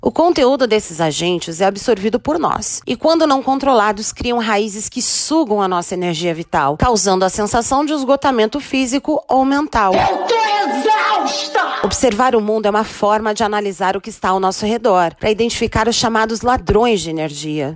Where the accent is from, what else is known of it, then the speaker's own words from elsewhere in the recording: Brazil; somos brasileiros